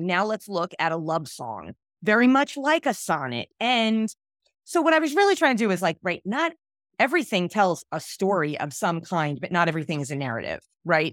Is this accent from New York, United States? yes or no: yes; New York City, New York, United States; I grew up in Brooklyn